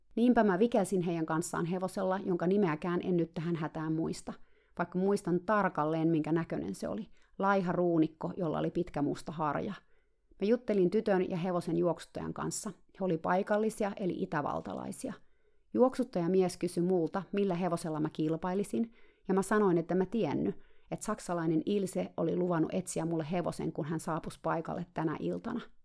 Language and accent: Finnish; Finland; mä tulin eksoottisesta Suomesta